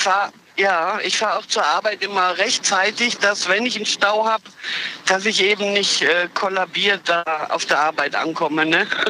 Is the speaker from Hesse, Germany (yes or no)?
no; Olpe, North Rhine-Westphalia, Germany; Äh, Sauerland-Olpe. Und ich pendel jeden Tag einmal Olpe-Köln.